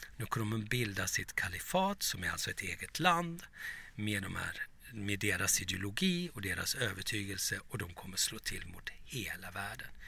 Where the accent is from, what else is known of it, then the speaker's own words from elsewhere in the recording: Turkey; now in Sweden; som liten i Turkiet